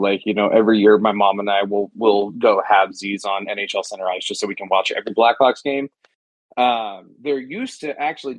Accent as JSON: {"language": "English", "town": "Chicago", "region": "Illinois", "country": "United States", "tie": "born or raised there", "said": "So originally I was born in Chicago, Illinois."}